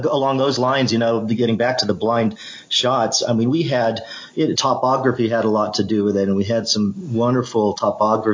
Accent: Melbourne, Victoria, Australia; moved away; I grew up playing in Australia. You know, I was 10 years old, and that's where I got introduced to the game

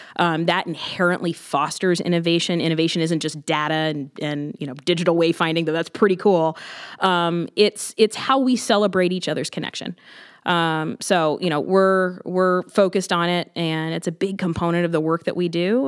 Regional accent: Columbus, Ohio, United States; I was born in Columbus. I've lived in Columbus my entire life

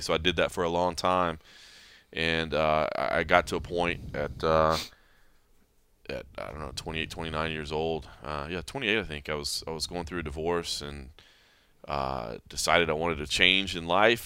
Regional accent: Texas, United States; moved away as an adult; also born or lived in Oklahoma / Kentucky / Dayton, Ohio; I grew up in Texas

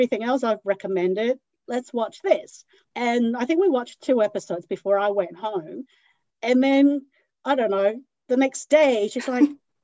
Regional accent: Hong Kong; now in Sydney, Australia; I was born in Hong Kong

